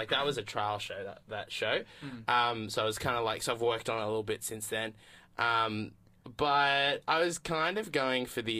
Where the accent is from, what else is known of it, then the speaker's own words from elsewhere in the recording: Australia; being an Australian comedian